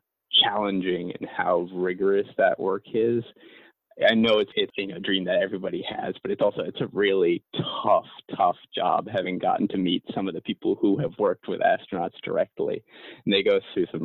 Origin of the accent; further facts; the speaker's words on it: Maine, United States; growing up in Maine